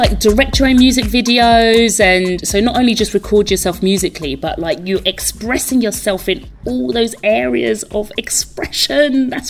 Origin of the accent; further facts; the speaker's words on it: London, United Kingdom; Because I'm from London.